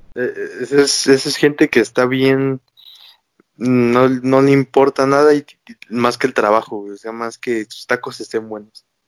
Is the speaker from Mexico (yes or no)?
yes; Mexico City, Mexico